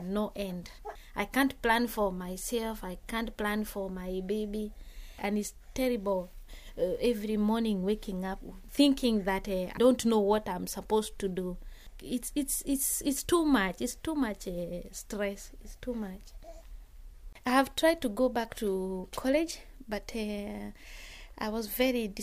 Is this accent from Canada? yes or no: no; Bujumbura, Bujumbura Mairie, Burundi; moved away as an adult; now in England, United Kingdom; I come from Burundi, in Bujumbura area called Kamenge.